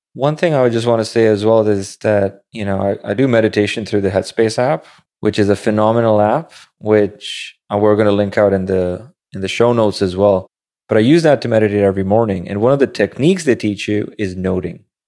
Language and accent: English; Pakistan; now in New York City, United States; growing up in Pakistan